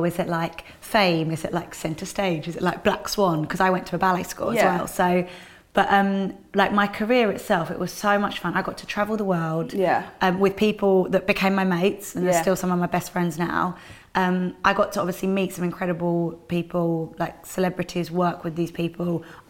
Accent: London, United Kingdom; I'm a Londoner

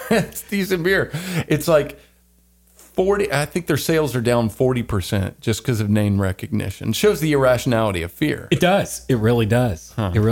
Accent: the South, United States; But um, yeah, I am from the South. I don't know what happened to my Southern accent.

